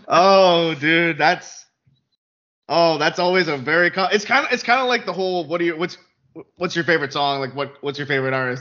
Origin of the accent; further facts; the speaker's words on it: Canada; I'm from Canada